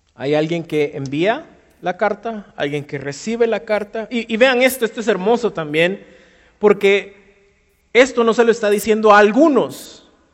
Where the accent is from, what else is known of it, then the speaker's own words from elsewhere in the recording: Guatemala; si somos muy chapines